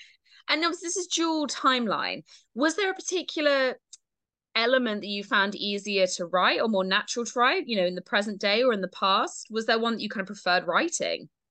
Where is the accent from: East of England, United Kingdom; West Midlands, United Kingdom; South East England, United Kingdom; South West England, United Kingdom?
South West England, United Kingdom; Dorset; now in Devon, United Kingdom; I grew up in Dorset